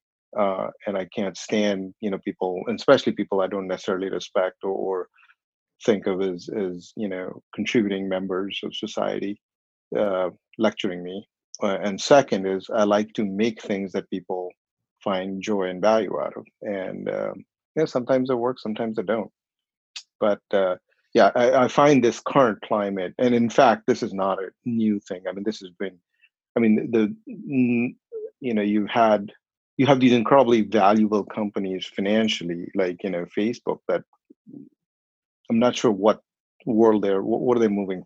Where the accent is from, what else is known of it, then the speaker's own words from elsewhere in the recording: Bhopal, Madhya Pradesh, India; moved away as an adult; now in United States; I was born in a small town, small by Indian standards, and in population 3 or 4 million people. So it's all relative, I suppose, called Bhopal